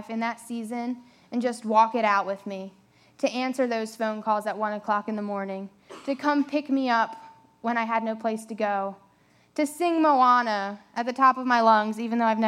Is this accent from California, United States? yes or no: no; Delaware, United States; moved away as an adult; also born or lived in South Carolina; now in Myrtle Beach, United States; I'm originally from Delaware. I moved down here about 4 years ago to go to Coastal Carolina University